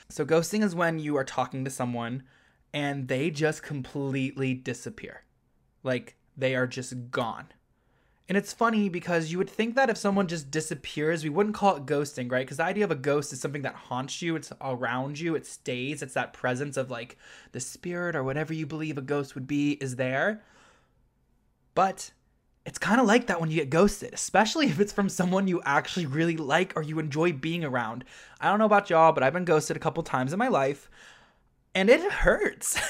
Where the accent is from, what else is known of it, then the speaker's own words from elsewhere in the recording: Ohio, United States; moved away as an adult; now in New York City, United States; I was born and raised in Ohio